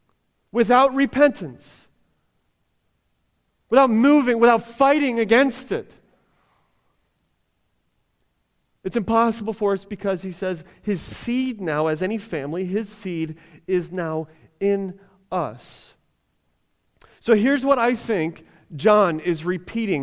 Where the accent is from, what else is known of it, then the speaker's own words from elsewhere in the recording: United States; as American Christians